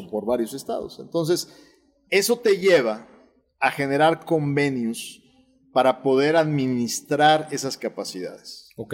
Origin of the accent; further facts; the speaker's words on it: Nuevo León, Mexico; Nosotros somos regios, orgullosamente regios, orgullosamente neoloneses, pero también somos orgullosamente mexicanos